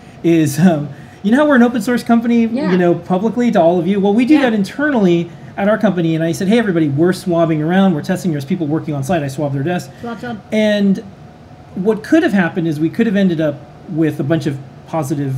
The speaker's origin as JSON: {"language": "English", "town": "New York City", "region": "New York", "country": "United States", "said": "as a New Yorker"}